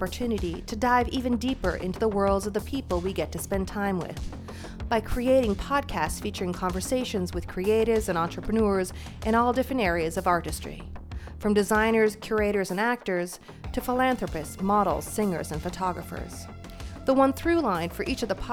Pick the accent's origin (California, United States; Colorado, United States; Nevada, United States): California, United States; San Francisco; also born or lived in Orinda, California; I'm born and raised in San Francisco too.